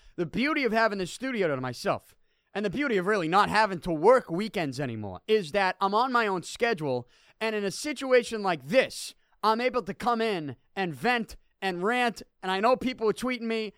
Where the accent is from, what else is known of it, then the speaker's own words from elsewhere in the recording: Boston, Massachusetts, United States; I'm from Selty